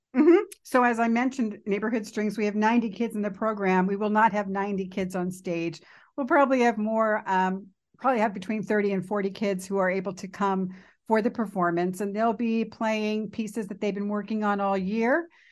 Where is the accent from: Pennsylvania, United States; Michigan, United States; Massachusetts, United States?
Pennsylvania, United States; Philadelphia; now in Worcester, United States; I'm originally from Philadelphia